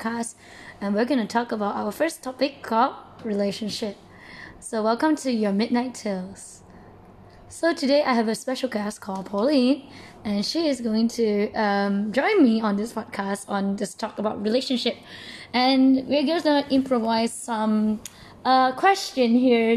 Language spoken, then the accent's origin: English; Selangor, Malaysia; I'm from Selangor.